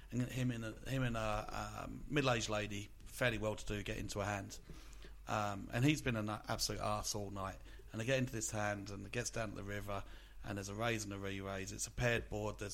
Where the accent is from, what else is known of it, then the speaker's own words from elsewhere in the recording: Australia; as an Australian